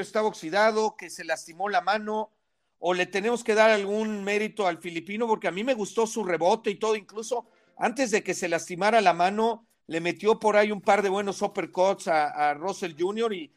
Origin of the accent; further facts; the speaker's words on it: Mexico; los que somos mexicanos